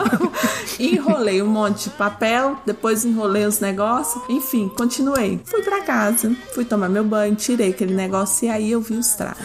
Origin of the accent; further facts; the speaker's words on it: Brazil; now in United States; eu sou brasileira